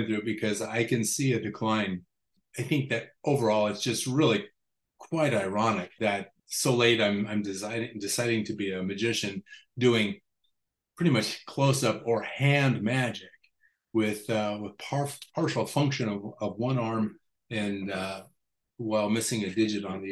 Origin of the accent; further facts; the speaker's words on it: Las Vegas, Nevada, United States; Growing up in Las Vegas